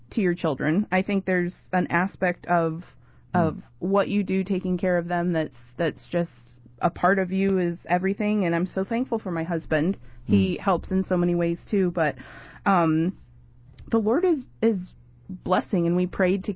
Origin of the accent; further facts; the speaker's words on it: Illinois, United States; moved away as an adult; also born or lived in North Carolina; now in New York City, United States; I grew up in Illinois in the middle of cornfields